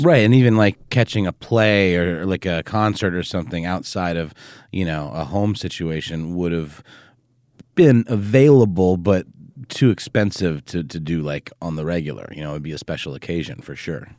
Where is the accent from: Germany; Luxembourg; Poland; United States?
Germany; moved away; when I was a kid growing up in Germany